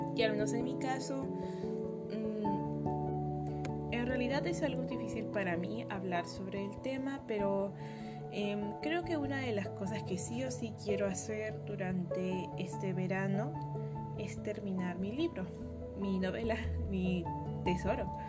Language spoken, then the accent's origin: Spanish; Peru; yo soy peruana